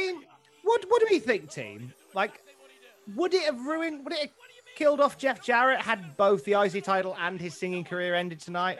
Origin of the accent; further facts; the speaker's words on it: United Kingdom; I'm obviously British.